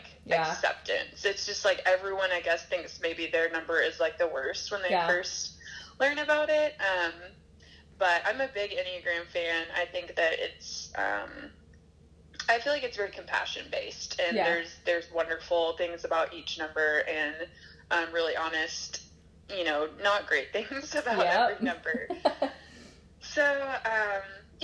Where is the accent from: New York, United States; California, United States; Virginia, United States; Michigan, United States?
Virginia, United States; Farmville; moved away as an adult; now in Nashville, United States; I grew up in Farmville, Virginia, which is not a joke